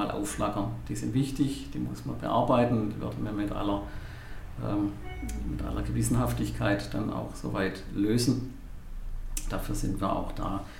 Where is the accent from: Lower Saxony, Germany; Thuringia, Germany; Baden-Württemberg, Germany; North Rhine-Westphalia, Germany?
Baden-Württemberg, Germany; Stuttgart; born there; now in Pforzheim, Germany; Ja, ich bin ursprünglich geborener Stuttgarter, oh. lebe schon seit über 50 Jahren hier in der Stadt und in der Region.